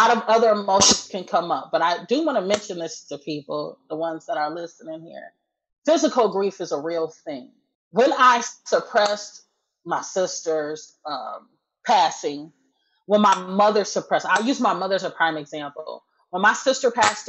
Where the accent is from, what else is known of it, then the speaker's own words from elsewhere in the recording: Wisconsin, United States; moved away as an adult; now in Texas, United States; I'm from Wisconsin, but 6 years ago, we moved to Texas